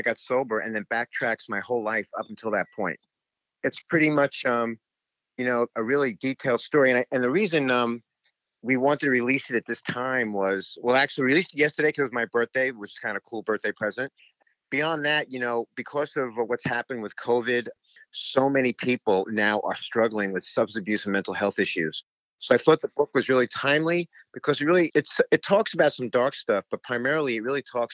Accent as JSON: {"language": "English", "town": "New York City", "region": "New York", "country": "United States", "tie": "born or raised there", "also_born_or_lived": "Houston, Texas", "moved": "as an adult", "said": "I grew up in Jamaica, Queens, here in New York City"}